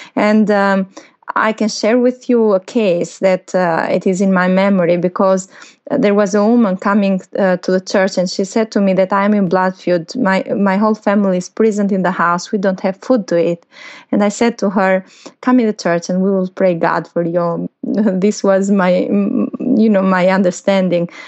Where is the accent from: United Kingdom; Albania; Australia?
Albania; here in Albania